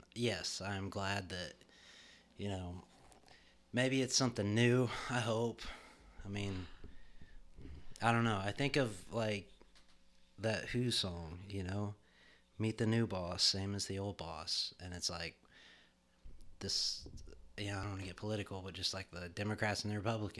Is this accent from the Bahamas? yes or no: yes; Bahamas; I grew up in the Bahamas.